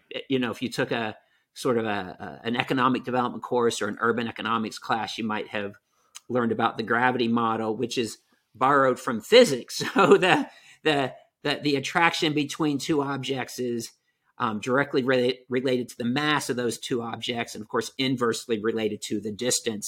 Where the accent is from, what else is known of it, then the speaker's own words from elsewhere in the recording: Newark, Ohio, United States; moved away; also born or lived in Maine; I grew up in Central Ohio, um, the town's called Newark, Ohio